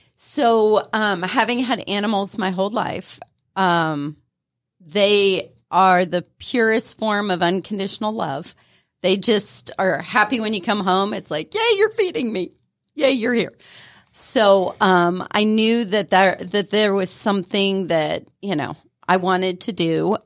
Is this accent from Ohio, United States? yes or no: yes; Ohio, United States; moved away as an adult; also born or lived in Florida; now in Atlanta, United States; I grew up in Ohio